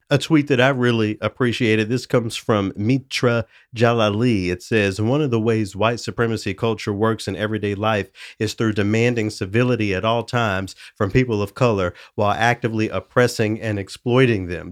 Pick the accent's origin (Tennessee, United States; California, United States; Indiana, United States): Tennessee, United States; Memphis; now in Saint Paul, United States; my hometown of Memphis